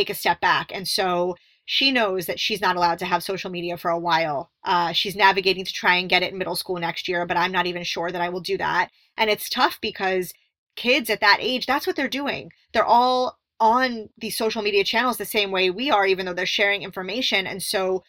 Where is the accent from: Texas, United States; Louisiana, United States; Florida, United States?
Florida, United States; Miami; I grew up in Miami where it was you were surrounded by bass and hip hop and all that stuff.